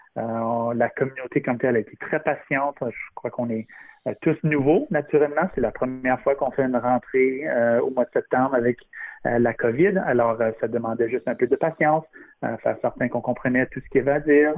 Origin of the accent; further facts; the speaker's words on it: Ontario, Canada; now in Vancouver, Canada; je viens originellement de l'Ontario